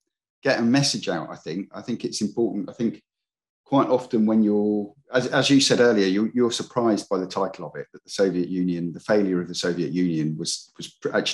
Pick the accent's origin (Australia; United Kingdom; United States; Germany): United Kingdom; England; I was born in England in the 60s, since 1966. I didn't really expect when I was growing up to be going to university.